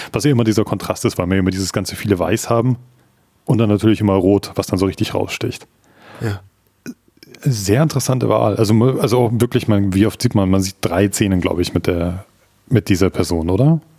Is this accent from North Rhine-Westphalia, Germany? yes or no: no; Munich, Bavaria, Germany; ich bin in Neuperlach in München aufgewachsen.